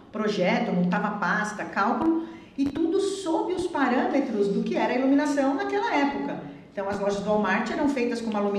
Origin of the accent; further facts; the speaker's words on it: Osasco, São Paulo, Brazil; é, minha terra.